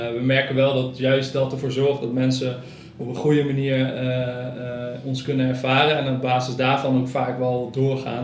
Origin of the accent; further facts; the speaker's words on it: Nijmegen, Gelderland, Netherlands; now in Cuijk, Netherlands; Ik eh, woon in Kuik en ik kom uit Nijmegen